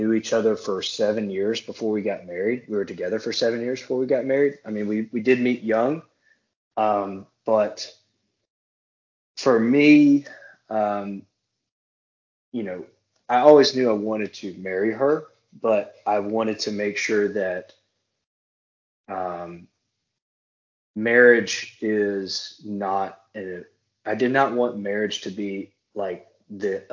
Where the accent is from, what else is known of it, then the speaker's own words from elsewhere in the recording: Moss Bluff, Louisiana, United States; moved away as an adult; also born or lived in Baton Rouge, Louisiana / Eastern Shore, Alabama; now in Eastern Shore area near Mobile, Alabama, United States; I'm not from Baton Rouge. I am from a small town called, I don't even think it's technically a town yet, Moss Bluff, Louisiana